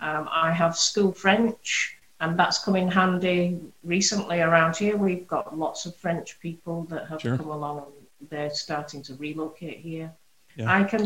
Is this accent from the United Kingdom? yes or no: yes; Bradford, Yorkshire and the Humber, United Kingdom; accent: Yorkshire; also born or lived in Hong Kong; My family's from Hong Kong and China. Right. But I was actually first generation born in Bradford